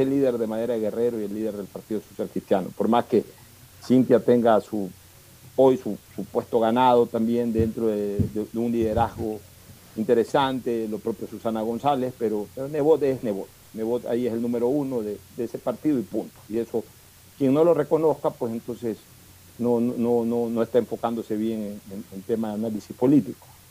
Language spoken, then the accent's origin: Spanish; Ecuador; Nosotros también somos ecuatorianos